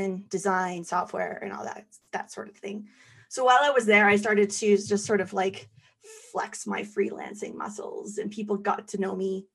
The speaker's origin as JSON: {"language": "English", "town": "Calgary", "region": "Alberta", "country": "Canada", "tie": "born or raised there", "said": "born and raised in Calgary"}